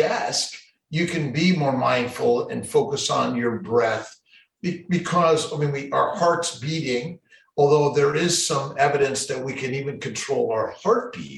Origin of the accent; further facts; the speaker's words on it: Los Angeles, California, United States; now in Syracuse, United States; I'm a kid from Los Angeles, grew up there